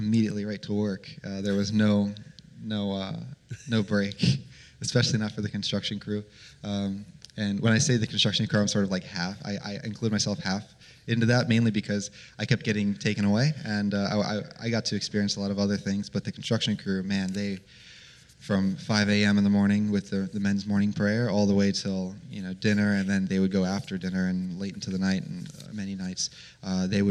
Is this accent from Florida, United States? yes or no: yes; Florida, United States; I'm from Florida